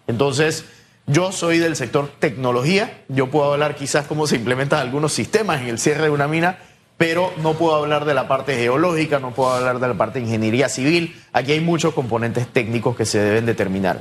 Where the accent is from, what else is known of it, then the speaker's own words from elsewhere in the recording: Panama; nosotros como ciudadanos panameños